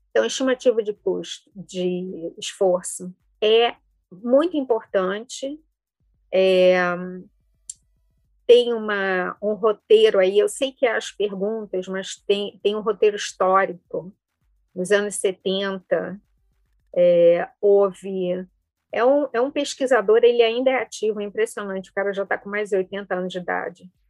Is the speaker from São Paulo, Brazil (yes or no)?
no; Rio de Janeiro, Brazil; accent: carioca; Eu sou originalmente do Rio, não sei o quanto do, do sotaque carioca ainda vem.